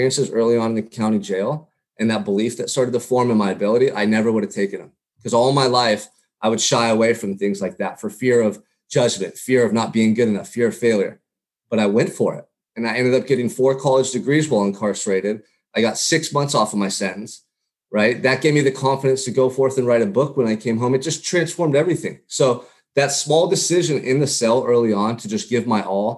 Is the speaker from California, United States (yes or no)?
yes; Santa Barbara, California, United States; growing up in Santa Barbara, California.